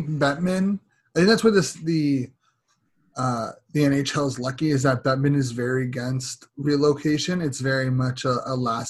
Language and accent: English; Canada; As a Canadian